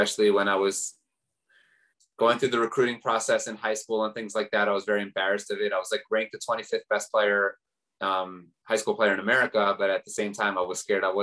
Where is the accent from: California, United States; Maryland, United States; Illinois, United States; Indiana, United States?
Maryland, United States; Baltimore; I grew up in Baltimore, Maryland